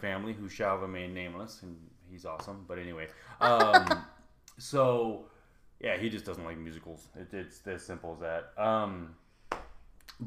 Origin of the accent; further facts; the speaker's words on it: United States; me as an American